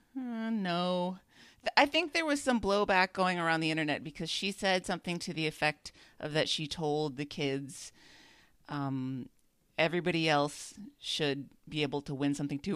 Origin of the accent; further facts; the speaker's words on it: Minnesota, United States; it was in my hometown